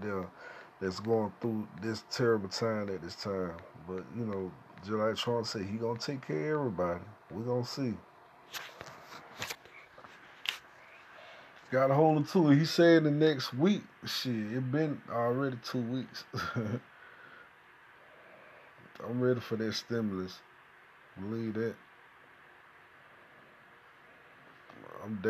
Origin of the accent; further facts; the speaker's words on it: United States; I'm from the United States of America